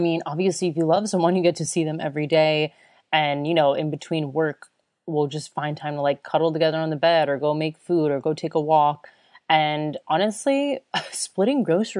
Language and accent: English; United States; moved away as an adult; also born or lived in Chicago / Florida / Australia; now in Germany; I was from the US